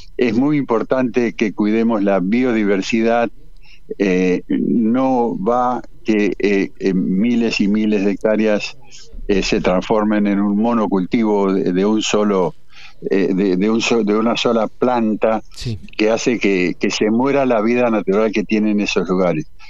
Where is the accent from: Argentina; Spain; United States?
Argentina; Paraná, Entre Ríos; moved away as an adult; Yo soy de Paraná, pero a los 20 años me fui eh, me fui de Paraná eh, eh, y, mi, vida de gurí fue en el río